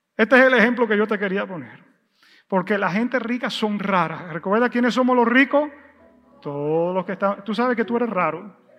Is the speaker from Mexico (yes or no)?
no; United States; como buen gringo y buen americano